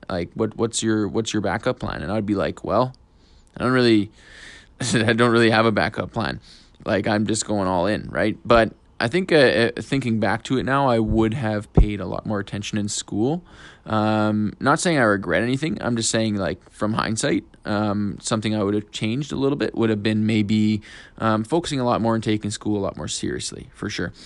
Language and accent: English; Fort McMurray, Alberta, Canada; now in Edmonton, Canada; I was born in Fort McMurray